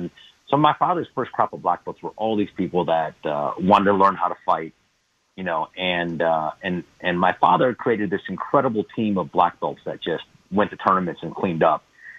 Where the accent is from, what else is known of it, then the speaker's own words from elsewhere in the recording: Brookfield, Wisconsin, United States; also born or lived in Milwaukee, Wisconsin; grew up in Brookfield. Later on, we moved out of the inner city